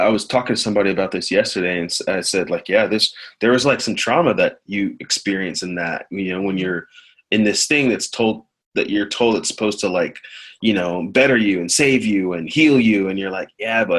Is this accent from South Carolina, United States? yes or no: no; Columbia, Missouri, United States; I grew up in Missouri, Columbia, Missouri, and I grew up in the church. And my parents are immigrants. They're from Nigeria.